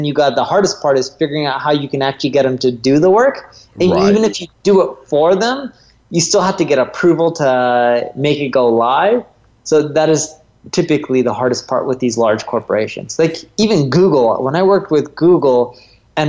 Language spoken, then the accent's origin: English; Orange County, California, United States; I grew up in Orange County, California, North Orange County